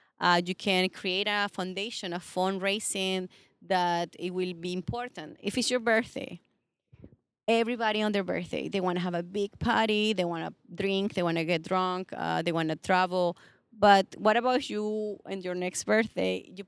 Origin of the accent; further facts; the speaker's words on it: Venezuela; I'm from Venezuela.